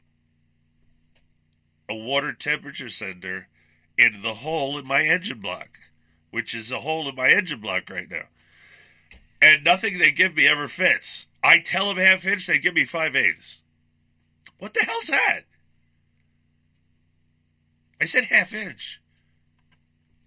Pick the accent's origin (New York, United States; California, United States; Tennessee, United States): New York, United States; Long Island; moved away; I grew up in Long Island, New York